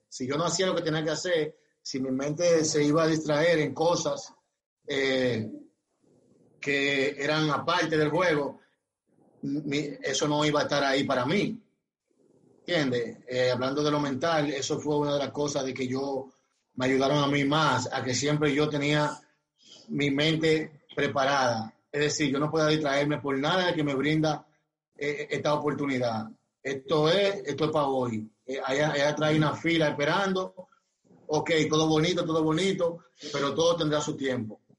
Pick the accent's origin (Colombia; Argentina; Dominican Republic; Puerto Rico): Dominican Republic; Barahona; yo soy de Barahona